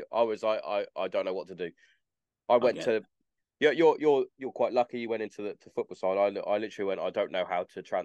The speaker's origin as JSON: {"language": "English", "town": "Hereford", "region": "West Midlands", "country": "United Kingdom", "tie": "born or raised there", "said": "I'm from Hereford originally"}